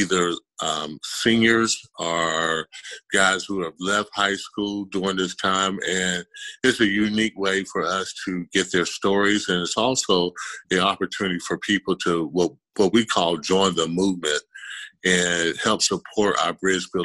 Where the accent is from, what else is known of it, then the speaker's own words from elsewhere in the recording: Lamar, South Carolina, United States; now in Columbia, United States; I'm in Columbia, South Carolina. I'm born and raised in Lamar, South Carolina